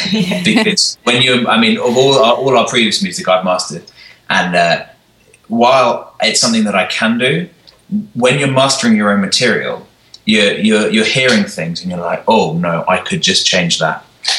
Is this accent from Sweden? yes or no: yes; Sweden; I grew up in the church. In fact, the church that we're now employed by, because I grew up here in Sweden.